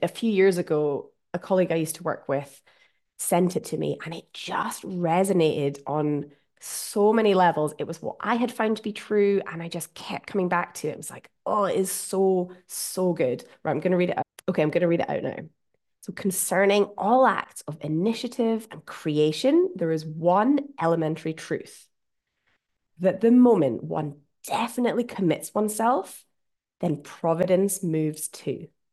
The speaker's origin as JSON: {"language": "English", "region": "Scotland", "country": "United Kingdom", "accent": "Scottish", "said": "my Scottish accent"}